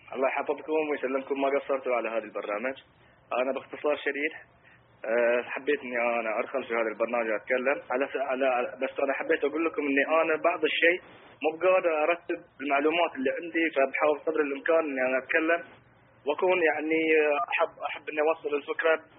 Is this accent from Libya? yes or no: no; Bahrain; انا انسان بحريني